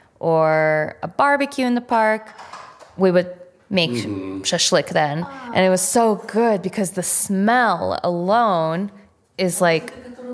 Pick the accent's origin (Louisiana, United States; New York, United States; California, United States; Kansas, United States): New York, United States; New York City; also born or lived in Fergana, Uzbekistan; So when we moved to Flushing, Flushing is, you know, predominantly Asian, and I grew up in, surrounded by a lot of Koreans. My best friends are Korean.